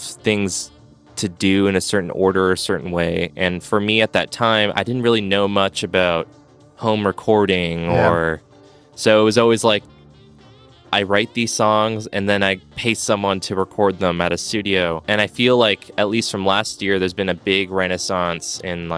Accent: Los Angeles, California, United States; left my hometown of Los Angeles

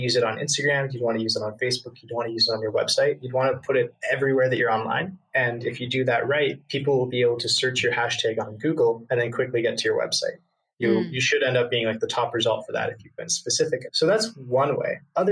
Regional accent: Canada; I'm from Canada

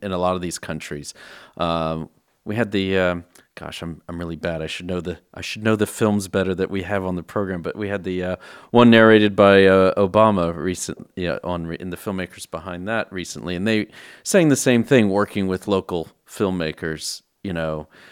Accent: Texas, United States; now in United Kingdom; I'm from Texas originally, based in the U K.

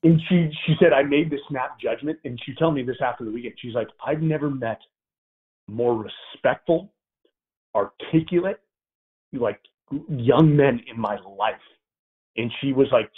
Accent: Bay Area, California, United States; I came from the Bay Area.

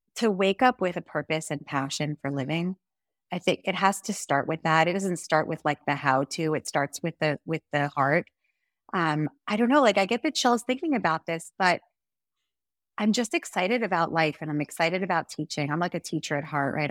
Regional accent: New Jersey, United States; moved away as an adult; also born or lived in Hong Kong / Montana; now in Israel; I grew up in New Jersey, that's where I'm from

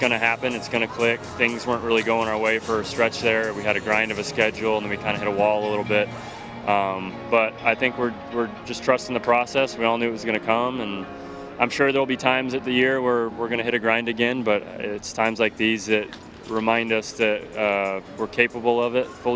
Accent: Seattle, Washington, United States; I was growing up in Seattle, was a big Mariner fan

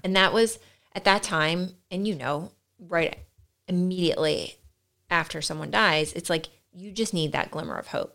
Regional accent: Delaware, United States; also born or lived in Salisbury, Maryland; I grew up in Delaware, um, was born at, in, in Salisbury, Maryland

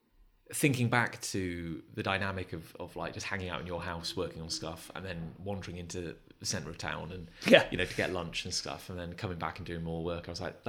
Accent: Gloucester, South West England, United Kingdom; moved away; I grew up in Gloucester.

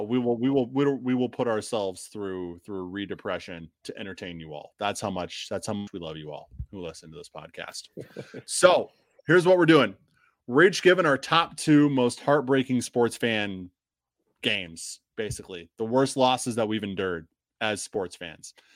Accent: Illinois, United States; moved away; I'm from Illinois

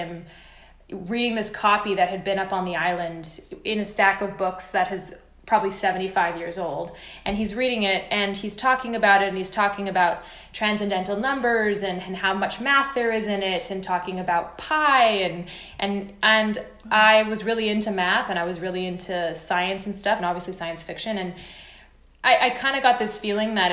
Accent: Canada; I am Canadian

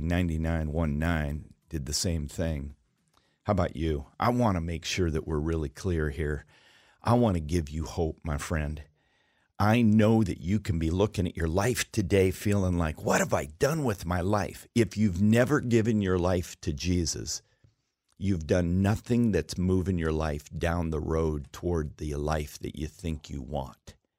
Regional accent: Alaska, United States; I was raised in Alaska

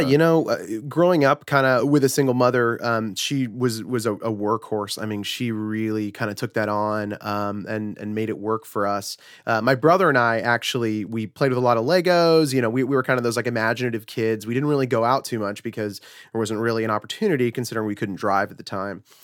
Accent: Fort Myers, Florida, United States; also born or lived in Huntington Beach, California; I was originally born in Southern California in, uh, Huntington Beach. Uh, that was where I was until I was about seven years old. Uh, moved with a, with a single mother and my brother, uh, just kinda separated from our whole family. Don't really know any of them. Uh, made our way over to the East Coast where I grew up in a small town called Fort Myers, Florida

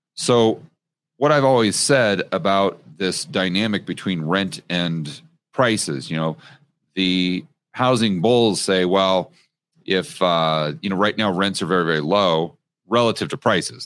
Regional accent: United States; as an American

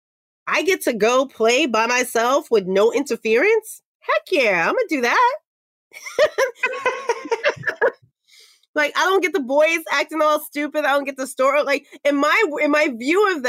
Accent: New York City, New York, United States; I'm Black from Harlem and a girl.

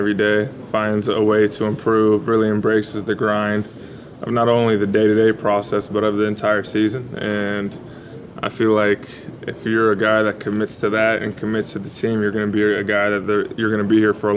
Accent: California, United States; moved away; I'm from California

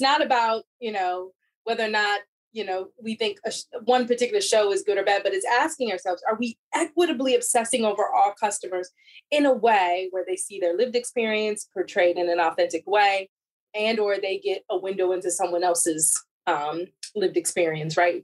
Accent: outside Chicago, Illinois, United States; I grew up uh, in Chicago area, so I'm a Midwest girl. Grew up outside Chicago.

